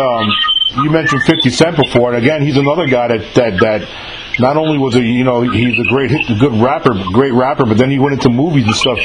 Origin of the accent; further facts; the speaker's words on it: New York City, New York, United States; moved away; I grew up in New York in the 80s